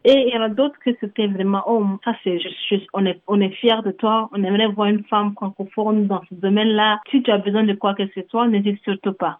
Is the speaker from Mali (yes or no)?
yes; Mali; moved away as an adult; also born or lived in Toronto, Canada; now in Canada; je suis originaire du Mali, je suis au Canada ça fait presque deux ans